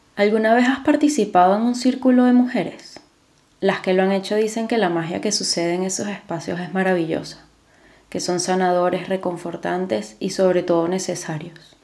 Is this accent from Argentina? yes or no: no; Venezuela; moved away as an adult; now in Spain; yo soy de Venezuela. Eh, yo vivo ahora en España, pero yo, yo nací en Venezuela y viví a los 24 años en Venezuela